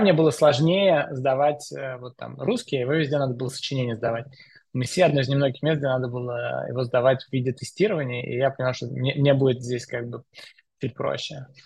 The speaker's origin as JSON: {"language": "Russian", "region": "Moscow", "country": "Russia", "tie": "born or raised there", "said": "Я э, родился в Москве, учился в школе в Москве"}